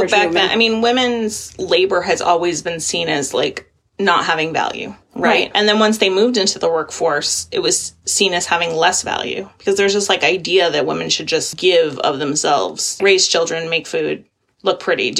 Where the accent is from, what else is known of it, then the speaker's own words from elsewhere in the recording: Maine, United States; I grew up in Maine